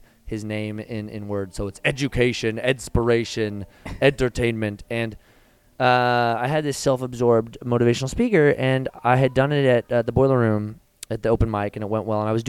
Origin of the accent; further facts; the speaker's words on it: Portland, Oregon, United States; also born or lived in Los Angeles; growing up in Southwest Portland